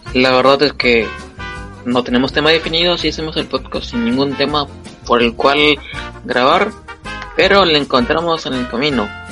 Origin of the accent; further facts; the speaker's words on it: Peru; soy peruano